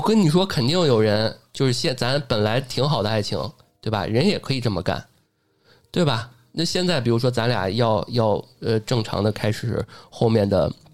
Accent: Beijing, China; 因为我一北京土生土长，但是最后我还得交借读费、赞助费

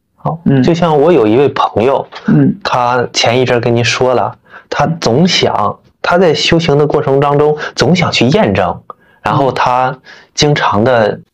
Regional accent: Northeast China, China; 咱们都是东北人嘛

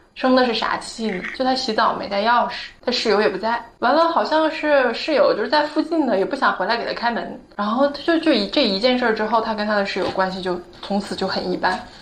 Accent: Northeast China, China; moved away; 我是东北的

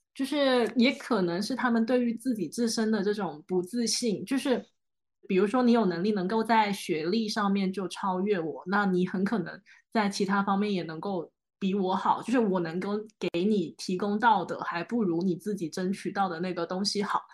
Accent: Guangzhou, Guangdong, China; 我算是广州的土著，就是我们家网上数个十几倍都还，都是在广州的

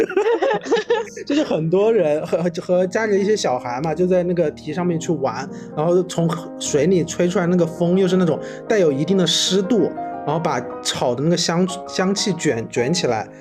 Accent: Wuhan, Hubei, China; moved away; 我的老家那边不是我们武汉就是周边都是有汉江的嘛

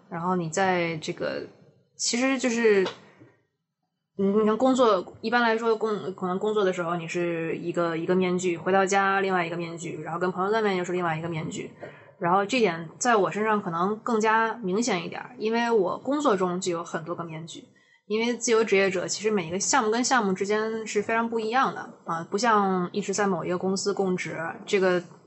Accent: China; 我的成长史都在中国，然后我也对这片土地上的东西很有感情，然后我熟知的一切都是建立在说我是一个中国人的这个背景下

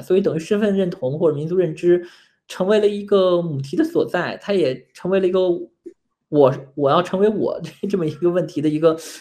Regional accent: Beijing, China; accent: Beijing; 我是因为在北京长大

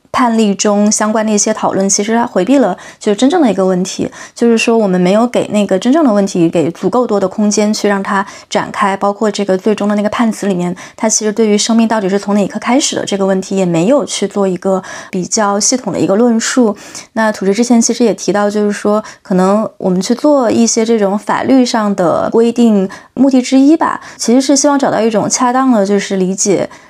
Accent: China; 中国这个环境下长大的

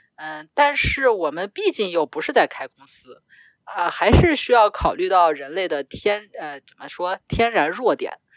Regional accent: China; first language Chinese; 我，一个中国人

